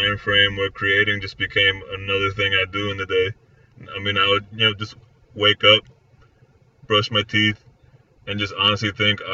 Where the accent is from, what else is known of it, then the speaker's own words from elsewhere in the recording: Florida, United States; I was born and raised here in Florida